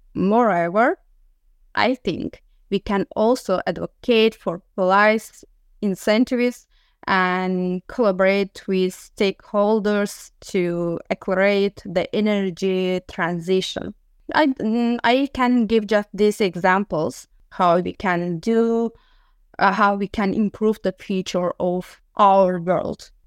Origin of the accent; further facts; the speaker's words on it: Sumgait, Azerbaijan; moved away as an adult; now in Galway, Ireland; I was born in Sumgait, city of Azerbaijan